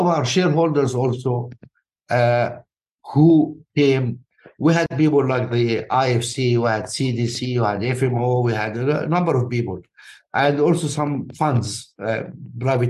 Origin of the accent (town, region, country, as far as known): Alexandria, Alexandria Governorate, Egypt; born or raised there; moved away; also born or lived in Nubia, Sudan